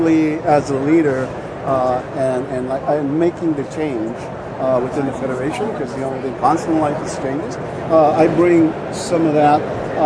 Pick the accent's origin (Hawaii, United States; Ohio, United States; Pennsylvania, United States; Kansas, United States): Hawaii, United States; Oahu; I grew up in Hawaii